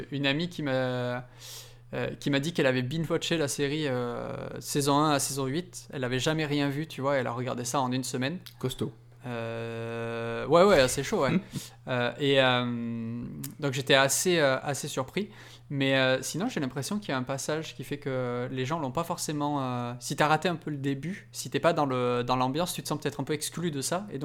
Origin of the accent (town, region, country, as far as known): Belgium